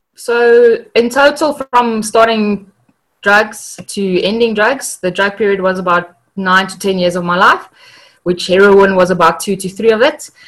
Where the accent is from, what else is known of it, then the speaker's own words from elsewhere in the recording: South Africa; I am from South Africa. I live in Pretoria